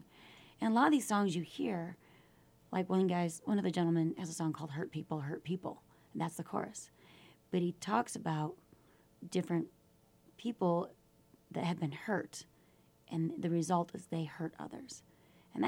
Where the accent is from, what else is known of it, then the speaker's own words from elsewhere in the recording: Michigan, United States; also born or lived in Houston; now in Park City, United States; I was raised in Michigan